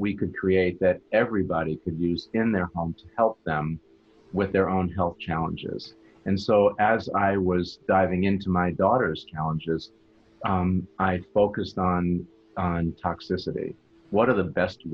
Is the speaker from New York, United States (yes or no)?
yes; Long Island, New York, United States; moved away as an adult; also born or lived in Boston / Cleveland; now in South Florida, United States; I grew up in New York on Long Island